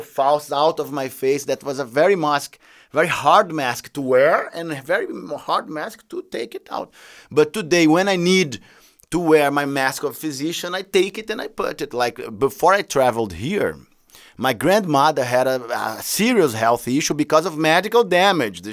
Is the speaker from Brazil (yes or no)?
yes; Brazil; I come from Brazil